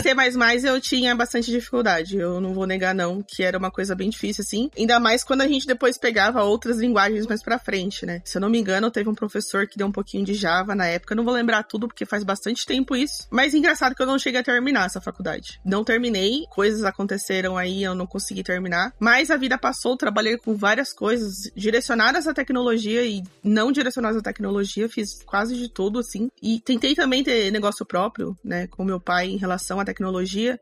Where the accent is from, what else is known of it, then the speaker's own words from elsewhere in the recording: São Paulo, Brazil; also born or lived in Cuiabá, Mato Grosso; now in Ferraz de Vasconcelos, Brazil; Vim para São Paulo muito pequenininha